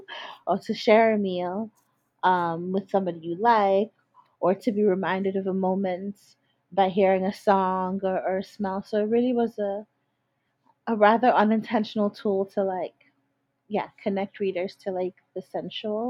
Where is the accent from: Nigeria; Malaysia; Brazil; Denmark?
Nigeria; Lagos; moved away; I grew up in Lagos, and it genuinely is like a city of contradictions.